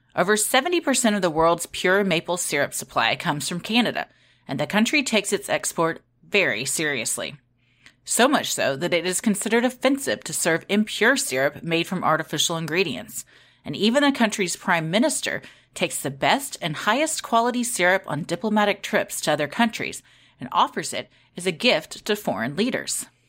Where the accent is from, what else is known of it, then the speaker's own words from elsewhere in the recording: Texas, United States; we're from Texas.